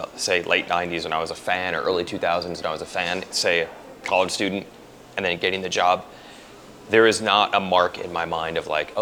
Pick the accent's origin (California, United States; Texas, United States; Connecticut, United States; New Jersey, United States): New Jersey, United States; moved away; I'm from New Jersey originally